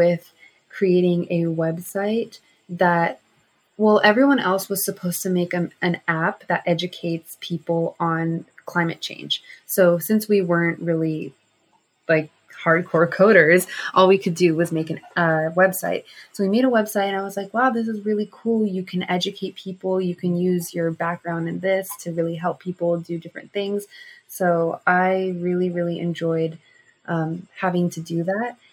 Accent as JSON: {"language": "English", "region": "Southern California", "country": "United States", "tie": "born or raised there", "said": "growing up in Southern California with a huge traffic problem"}